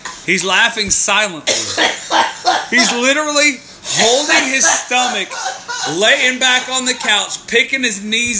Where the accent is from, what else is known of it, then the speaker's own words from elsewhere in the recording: United States; I'm American.